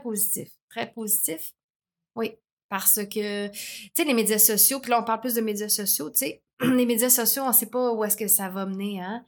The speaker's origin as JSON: {"language": "French", "town": "Montreal", "region": "Quebec", "country": "Canada", "tie": "born or raised there", "said": "je viens de l'Est de Montréal, tout ça, dans un quartier quand même assez rough"}